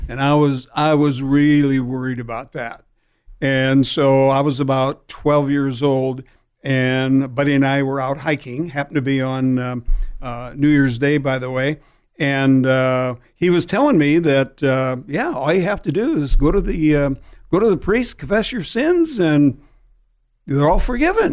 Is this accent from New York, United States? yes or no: no; Peoria, Illinois, United States; now in San Diego, United States; I grew up back in Illinois, Peoria